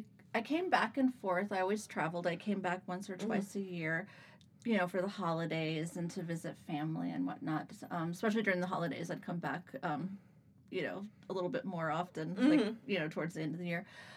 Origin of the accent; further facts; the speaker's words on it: DeLand, Florida, United States; also born or lived in Naples, Florida / Iran / Turkey; now in Orlando, United States; I was born in Naples, Florida. I grew up in DeLand and stayed there.